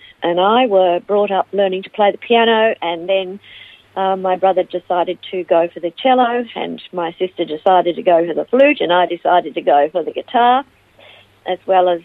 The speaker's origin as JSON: {"language": "English", "town": "Melbourne", "region": "Victoria", "country": "Australia", "tie": "born or raised there", "also_born_or_lived": "Ivanhoe / United States", "lives_now": "Phillip Island, Australia", "said": "I was born in Ivanhoe and raised in Melbourne"}